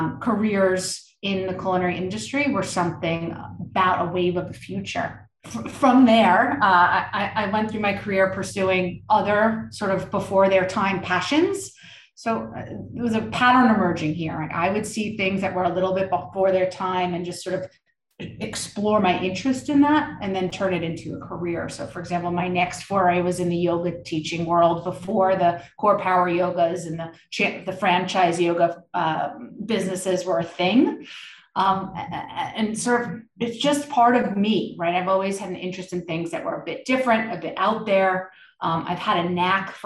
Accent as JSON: {"language": "English", "region": "New York", "country": "United States", "tie": "born or raised there", "said": "I grew up in New York"}